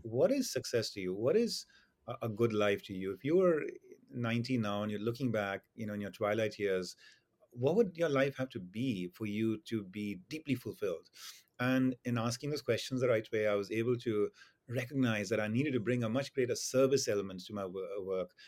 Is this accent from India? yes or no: yes; India; moved away; my experience in growing up in India